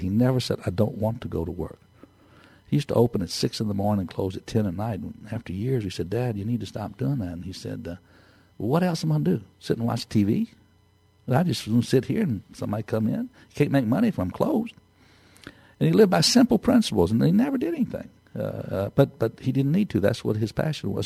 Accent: Texas, United States; I'm from Texas

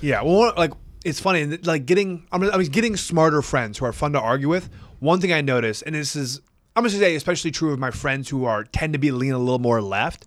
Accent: Wisconsin, United States; I'm from Midwest boy from Wisconsin

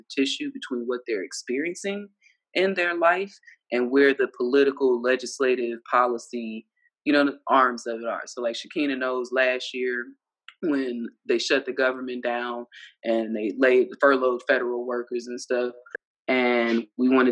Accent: Ohio, United States; moved away; also born or lived in Alabama / Mississippi / Florida / Georgia; I grew up in Ohio

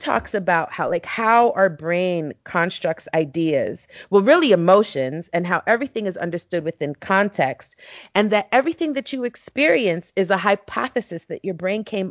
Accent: New York City, New York, United States; growing up in East New York, Brooklyn, you know, which at that time was one of the most violent places in the country

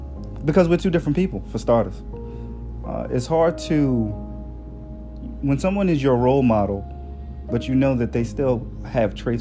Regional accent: Newark, New Jersey, United States; I was born and raised in Newark, New Jersey

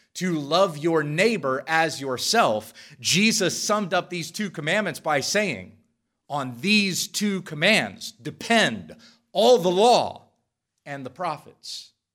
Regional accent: Western Kansas, United States; I grew up in Western Kansas

